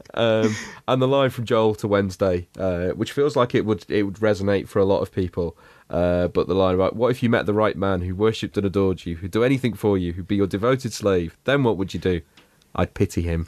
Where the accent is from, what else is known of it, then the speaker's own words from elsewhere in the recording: United Kingdom; for us kind of British kids watching it growing up